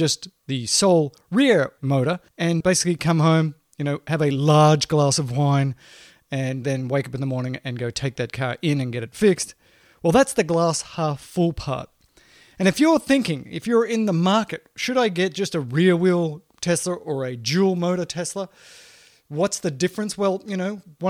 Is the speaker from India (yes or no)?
no; Australia; now in United States; I grew up in Australia in the outback